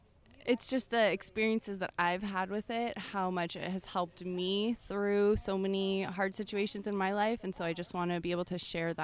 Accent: Los Angeles, California, United States; Los Angeles, California.

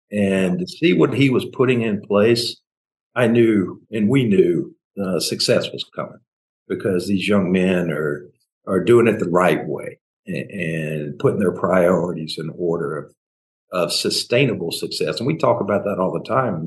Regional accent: Memphis, Tennessee, United States; now in Tallahassee, United States; I grew up in Memphis.

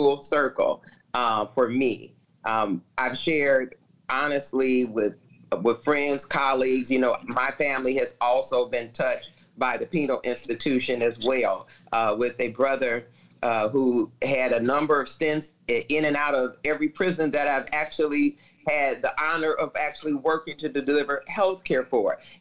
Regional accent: Chicago, Illinois, United States; I'm born and raised in Chicago

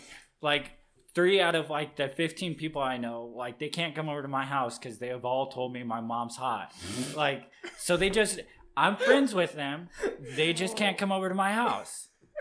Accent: Florida, United States; moved away; I'm from Florida

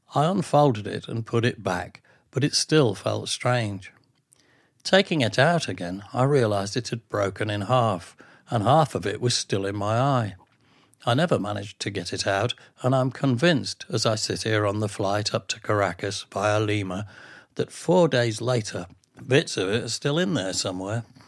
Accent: England, United Kingdom; being being English

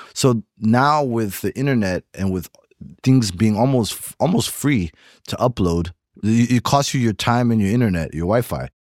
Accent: Zimbabwe; moved away; also born or lived in Rwanda / Bulawayo, Zimbabwe; I'm from Rwanda, but I grew up in Zimbabwe

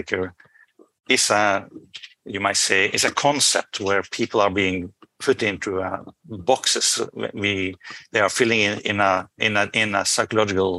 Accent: Norway; I'm from Norway

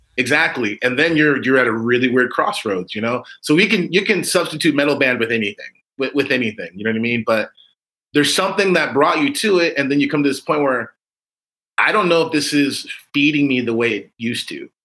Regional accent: United States; we're Americans and, you know, we're African Americans.

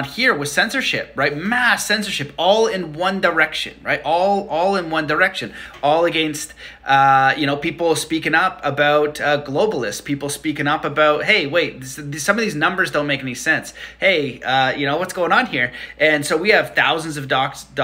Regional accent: Canada; I'm Canadian

